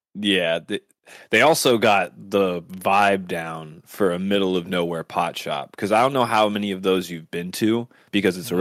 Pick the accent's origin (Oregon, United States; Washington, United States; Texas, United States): Washington, United States; Seattle; we come from the Seattle area